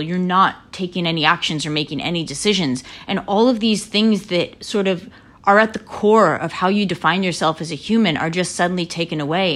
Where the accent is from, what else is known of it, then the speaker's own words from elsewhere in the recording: Lancaster, Pennsylvania, United States; I grew up in Lancaster, Pennsylvania, in the heart of Amish country